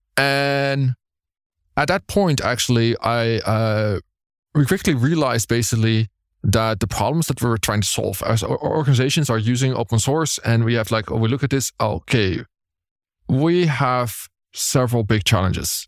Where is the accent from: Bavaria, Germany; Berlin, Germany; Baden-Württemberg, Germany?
Berlin, Germany; it's in my hometown